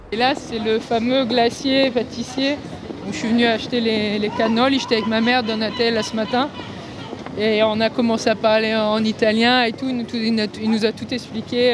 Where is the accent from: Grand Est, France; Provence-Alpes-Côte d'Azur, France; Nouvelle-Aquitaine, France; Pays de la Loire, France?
Provence-Alpes-Côte d'Azur, France; Cannes; moved away; je reviens en France et à Cannes notamment pour des raisons de santé